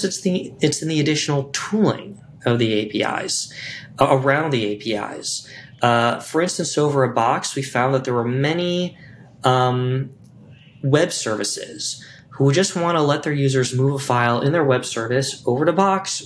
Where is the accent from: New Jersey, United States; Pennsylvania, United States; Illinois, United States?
Illinois, United States; Chicago; as a Chicagoan